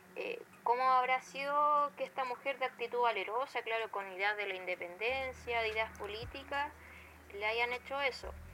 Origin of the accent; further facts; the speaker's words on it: Chile; uno desde chileno